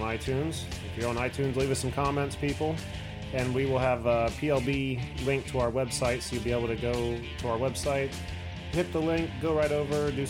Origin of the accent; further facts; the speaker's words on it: West Liberty, Ohio, United States; also born or lived in Marysville, Ohio; We are just northwest of Columbus in Marysville, which isn't too out in the boonies, but like where I'm originally from, West Liberty